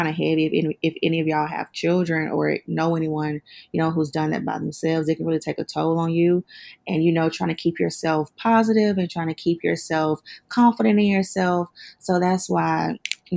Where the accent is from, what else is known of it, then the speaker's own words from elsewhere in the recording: South Carolina, United States; accent: country; moved away as an adult; now in Atlanta, United States; I'm actually from South Carolina, but okay. I've been in Atlanta since 2017